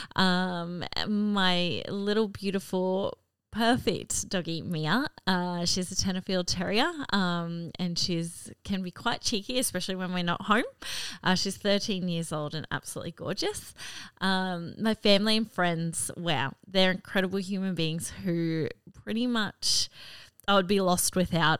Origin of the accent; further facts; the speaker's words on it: Cairns, Queensland, Australia; also born or lived in Gladstone, Queensland; I grew up in Cairns, far north Queensland